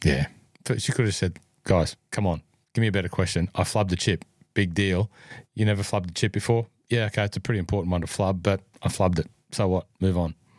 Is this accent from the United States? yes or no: no; New South Wales, Australia; New South Wales, my home state, by the way. If you're listening in, I am a New South Welshman by birth